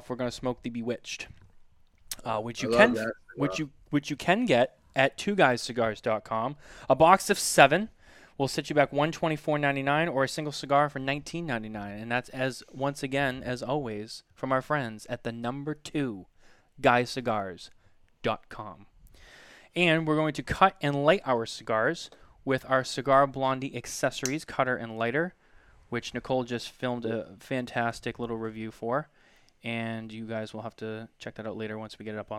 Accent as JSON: {"language": "English", "region": "New England", "country": "United States", "said": "we're both from New England"}